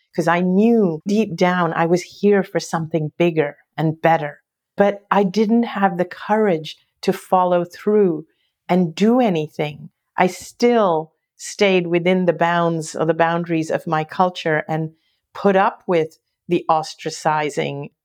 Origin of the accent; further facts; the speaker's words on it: Hong Kong; I grew up in Hong Kong